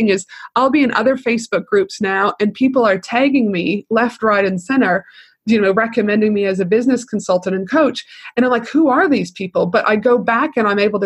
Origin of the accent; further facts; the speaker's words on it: Canada; I'm from Canada.